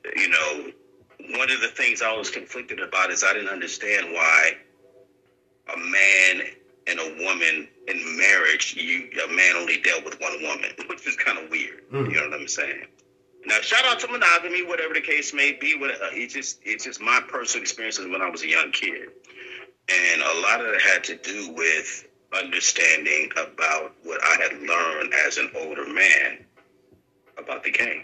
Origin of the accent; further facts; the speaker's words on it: California, United States; I'm from California. I'm from Eagle, California